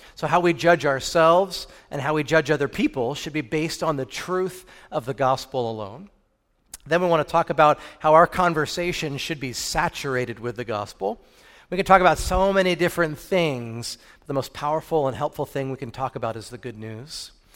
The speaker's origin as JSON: {"language": "English", "region": "New Jersey", "country": "United States", "tie": "born or raised there", "moved": "yes", "lives_now": "Murrieta, United States", "said": "I grew up in New Jersey"}